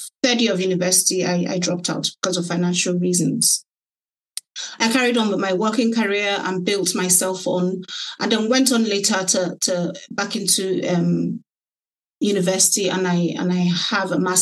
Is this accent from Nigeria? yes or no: yes; Nigeria; moved away as an adult; also born or lived in London, United Kingdom; now in Kent, United Kingdom; my parents relocated to Nigeria, so I went with them